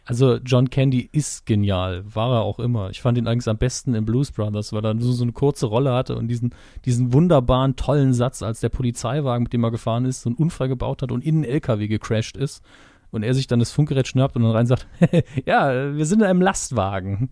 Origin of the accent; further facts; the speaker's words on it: Saarland, Germany; Ich bin Saarländer, das ist mit dem S immer sehr problematisch bei uns